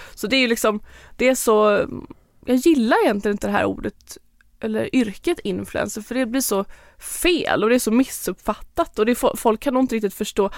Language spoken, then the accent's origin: Swedish; Lerum, Västra Götaland, Sweden; moved away as an adult; now in Marbella, Spain; där är jag uppvuxen och hela min familj och släkt bor där.